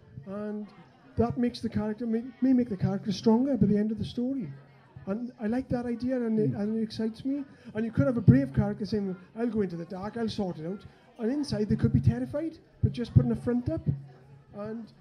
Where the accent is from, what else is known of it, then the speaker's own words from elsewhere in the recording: Wales, United Kingdom; me being Welsh, in the land of England